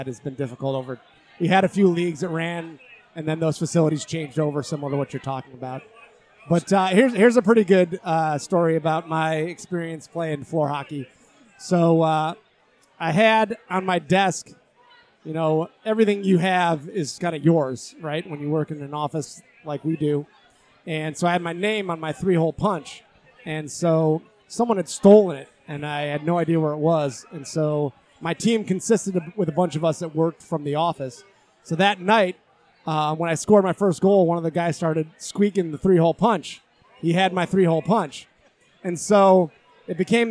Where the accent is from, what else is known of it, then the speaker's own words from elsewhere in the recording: East Aurora, New York, United States; now in Chicago, United States; I am originally from East Aurora, New York